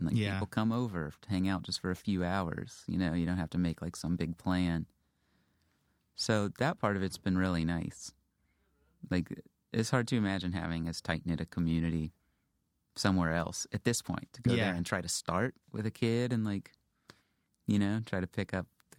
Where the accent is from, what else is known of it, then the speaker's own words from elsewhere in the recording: Houston, Texas, United States; Yeah, I grew up in Houston.